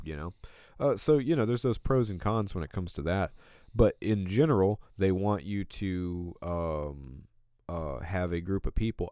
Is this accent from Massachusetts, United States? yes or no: no; Alabama, United States; I'm from Alabama.